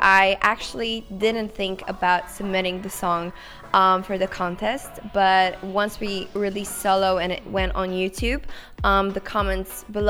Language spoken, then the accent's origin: English; Szczecin, West Pomeranian Voivodeship, Poland; I was actually 13 when I wrote my first song. I was living in Poland in Szczecin, which is like my hometown, and that's pretty much how it started.